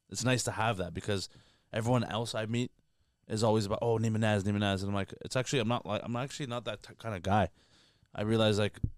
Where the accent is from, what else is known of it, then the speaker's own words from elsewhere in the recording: Canada; I'm Canadian.